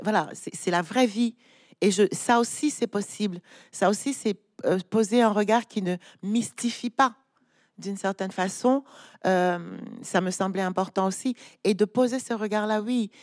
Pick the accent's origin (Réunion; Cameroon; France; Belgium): Cameroon; Douala, Littoral; grandi à Douala, je suis allée à l'école à Douala